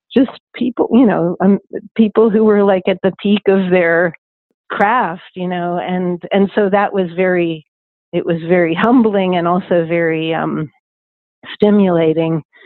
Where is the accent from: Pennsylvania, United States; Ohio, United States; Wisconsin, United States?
Pennsylvania, United States; Pittsburgh; moved away; also born or lived in New York City / Cleveland / France / Nashville; I grew up in Pittsburgh